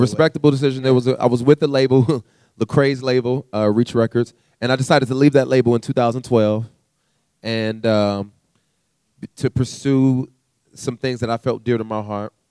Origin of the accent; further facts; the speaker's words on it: California, United States; also born or lived in Canada; we moved to California. And okay. so growing up in California, had a very interesting childhood